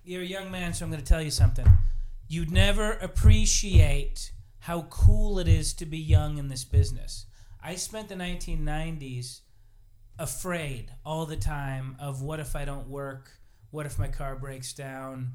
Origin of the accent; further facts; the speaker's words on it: Billings, Montana, United States; I was raised in Billings